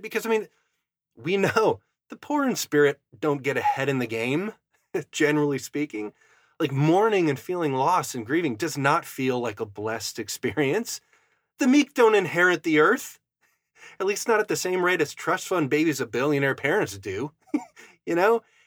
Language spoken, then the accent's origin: English; Fargo area, Upper Midwest, United States; that's where I'm from. I'm from the Arctic Northern tundra.